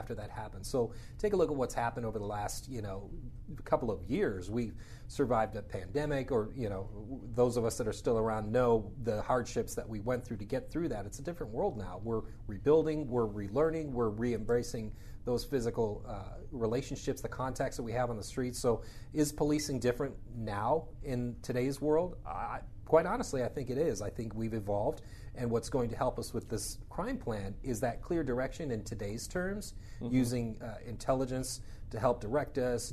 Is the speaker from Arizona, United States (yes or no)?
yes; Arizona, United States; growing up in Arizona